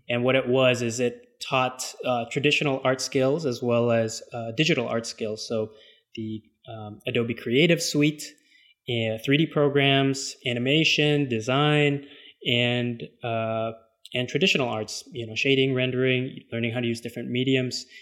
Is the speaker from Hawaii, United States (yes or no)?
no; Los Angeles, California, United States; I was born and raised in Los Angeles